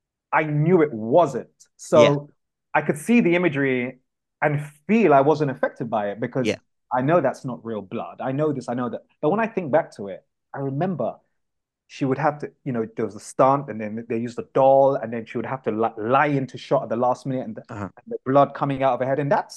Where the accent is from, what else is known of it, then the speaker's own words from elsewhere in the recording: London, United Kingdom; I was born in Camden